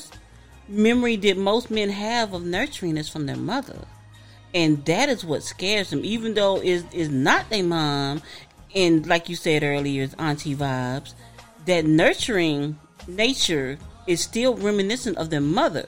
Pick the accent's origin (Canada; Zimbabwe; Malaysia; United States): United States; the South; I'm from the South, y'all